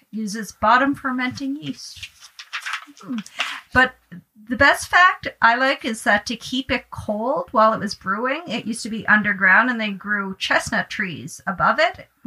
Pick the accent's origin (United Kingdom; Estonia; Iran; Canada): Canada; Cape Breton, Nova Scotia; I'm from I'm from